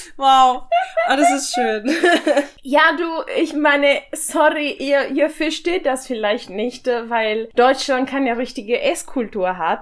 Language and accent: German; Ferrara, Emilia-Romagna, Italy; German is a second language; moved away; in meiner Heimatstadt in Ferrara